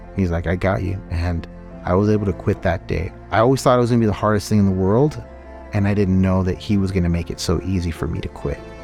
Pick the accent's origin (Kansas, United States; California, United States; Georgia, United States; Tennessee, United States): California, United States; moved away as an adult; I'm from California